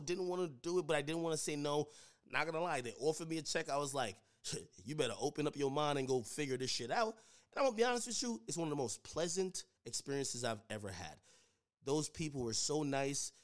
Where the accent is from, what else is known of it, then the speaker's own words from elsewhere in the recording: Jamaica; now in United States; I grew up in Jamaica. You know, I came over here to United States